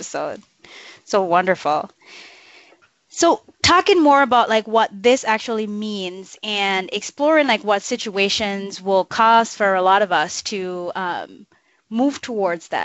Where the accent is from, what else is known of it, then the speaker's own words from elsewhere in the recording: Jamaica; now in United States; I grew up in Jamaica, rural Jamaica, in a multi-generational household.